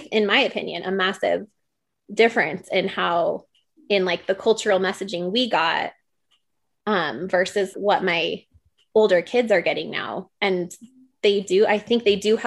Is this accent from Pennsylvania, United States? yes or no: no; Utah, United States; growing up here in Utah